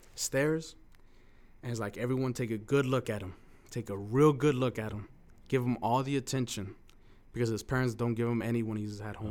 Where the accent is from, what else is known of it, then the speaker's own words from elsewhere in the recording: Los Angeles, California, United States; first language Spanish; English is a second language; also born or lived in Mexico; growing up on East L A and loving hip hop